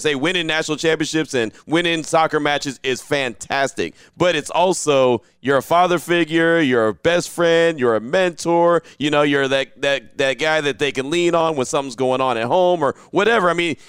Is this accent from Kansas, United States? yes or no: no; Texas, United States; now in Las Vegas, United States; I've been here in Las Vegas for a year, but I came from Texas. And so Texas high school football was always so huge, right?